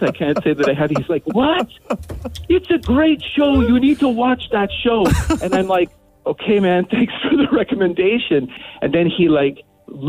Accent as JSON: {"language": "English", "country": "Canada", "said": "I'm Canadian."}